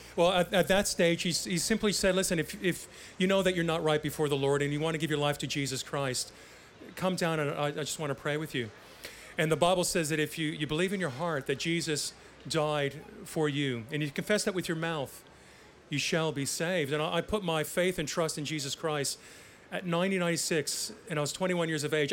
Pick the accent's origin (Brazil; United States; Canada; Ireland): Canada; growing up in Canada